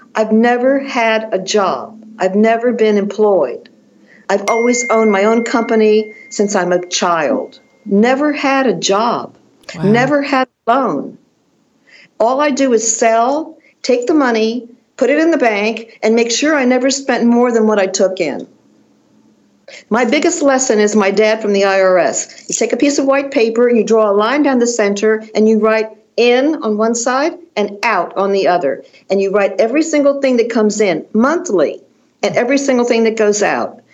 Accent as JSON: {"language": "English", "town": "Washington", "region": "District of Columbia", "country": "United States", "tie": "born or raised there", "also_born_or_lived": "Chevy Chase, Maryland / Paris", "moved": "as an adult", "said": "I'm from Washington D.C."}